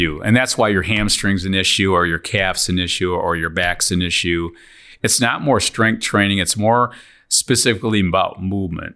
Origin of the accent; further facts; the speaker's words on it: Lansing, Michigan, United States; We're from Lansing area.